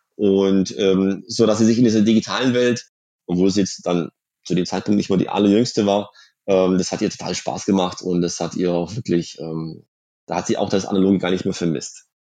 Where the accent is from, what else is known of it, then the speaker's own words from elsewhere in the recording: Swabian Jura, Baden-Württemberg, Germany; in der Schwäbischen Alb, wo ich aufgewachsen bin.